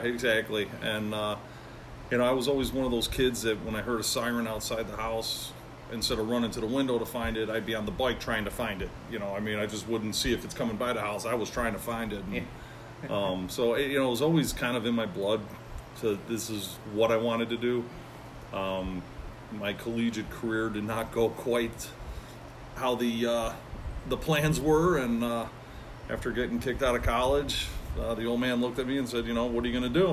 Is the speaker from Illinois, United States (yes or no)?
yes; Chicago, Illinois, United States; I was born and raised in Chicago